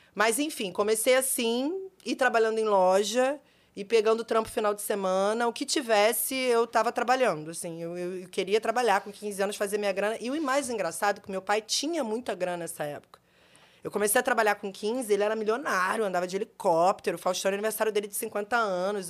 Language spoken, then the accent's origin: Portuguese; Rio de Janeiro, Brazil; Eu nasci no Rio, eu nasci no Rio, eu sempre trabalhei desde os 15 anos